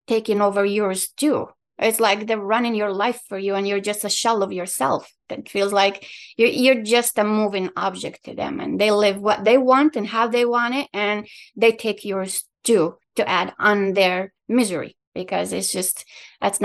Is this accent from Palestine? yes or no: yes; Palestine; English is a second language; also born or lived in Qatar; now in Michigan, United States; I was born in Palestine, I lived in Qatar